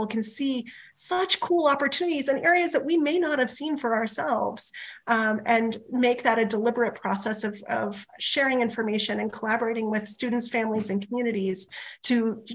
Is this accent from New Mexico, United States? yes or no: yes; rural New Mexico, United States; moved away; my hometown in rural New Mexico